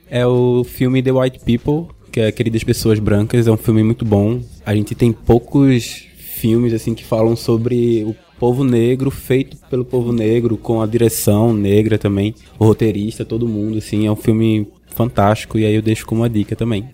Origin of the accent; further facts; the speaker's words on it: Olinda, Pernambuco, Brazil; sou de Olinda, Pernambuco